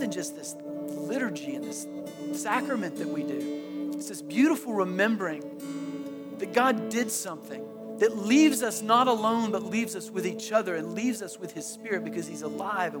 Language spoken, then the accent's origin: English; Tallahassee, Florida, United States; I grew up in Tallahassee